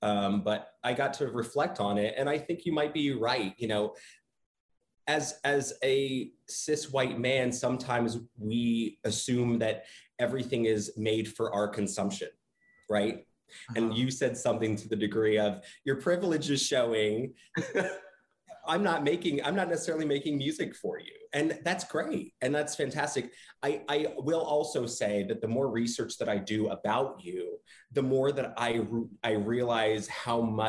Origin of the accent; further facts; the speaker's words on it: the South, United States; also born or lived in Panama City, Florida / Tulsa, Oklahoma; now in Georgia, United States; growing up as a man from the South, I was born in Panama City, Florida, lived in Tulsa, Oklahoma in middle school